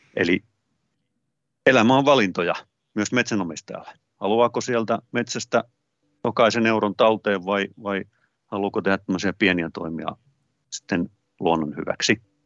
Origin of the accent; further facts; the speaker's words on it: Hollola, Päijät-Häme, Finland; pikkupoikana maatilalla Hollolassa, missä kasvoin